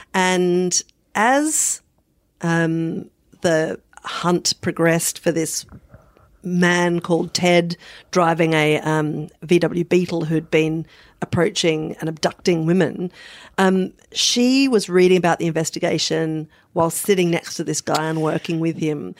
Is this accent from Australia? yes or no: yes; Adelaide, South Australia, Australia; I'm forty-six and I grew up in South Australia, um, in the seventies and eighties